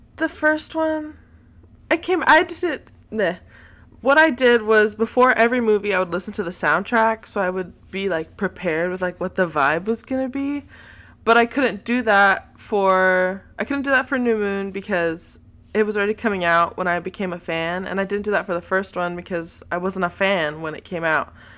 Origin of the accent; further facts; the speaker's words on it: Texas, United States; I am from Texas, so that is a big part of my identity as a Texan